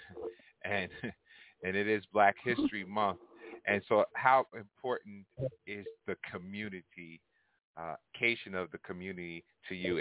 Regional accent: Hempstead, New York, United States; also born or lived in Uniondale, New York; growing up in Hempstead and Uniondale

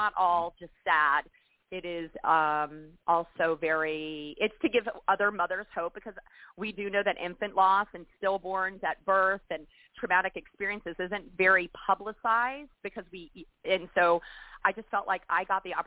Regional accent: Florida, United States; moved away; also born or lived in North Carolina; I'm from Florida originally

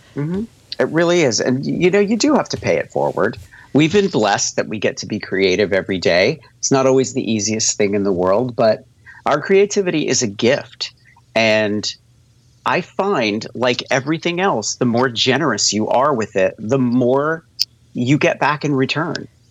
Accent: La Junta, Colorado, United States; moved away; I grew up in La Junta, Colorado

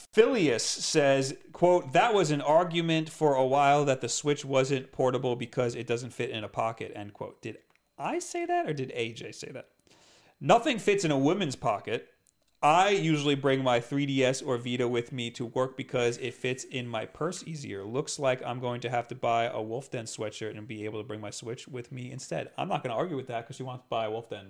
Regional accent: East Coast, United States; we're from the West, uh, the East Coast

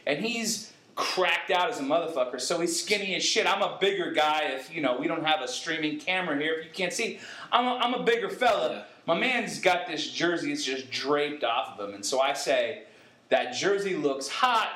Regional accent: California, United States; now in North Carolina, United States; Jerry Rice is going to do a book signing in my hometown

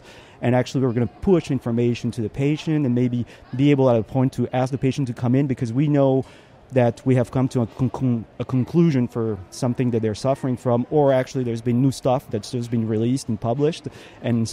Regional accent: Strasbourg, Grand Est, France; I do a thing called Strasbourrug in my hometown

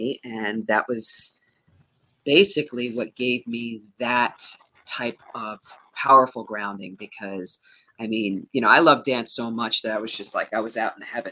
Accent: Hudson Valley, New York, United States; I am from Hudson Valley, New York. And right now I live in Sugarloaf

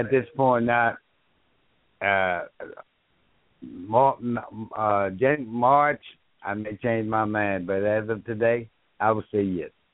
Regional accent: Dallas, Texas, United States; I grew up in South Dallas

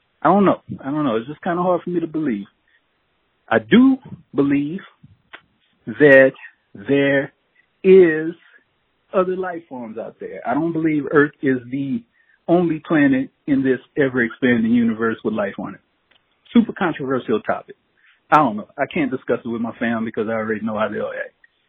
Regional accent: Louisiana, United States; growing up in Louisiana, there was a church every corner. You know, that's the Bible Belt in the South.

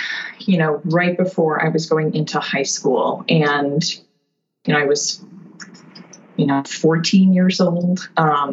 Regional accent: a suburb of Milwaukee, Wisconsin, United States; now in Concord; I grew up in a suburb of Milwaukee, Wisconsin

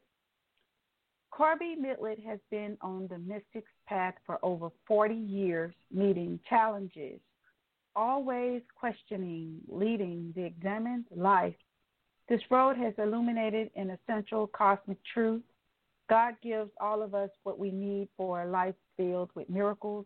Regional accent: the South, United States; I'm this Southern belle

